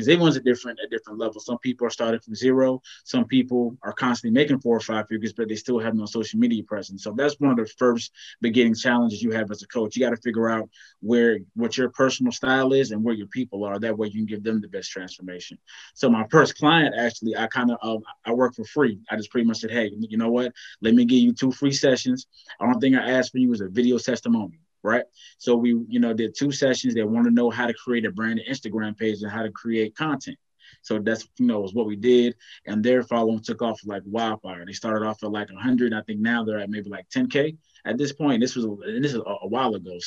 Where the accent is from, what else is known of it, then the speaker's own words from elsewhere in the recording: Virginia, United States; moved away as an adult; now in North Carolina, United States; I'm from Virginia, excuse me, moved to North Carolina about 5-6 years ago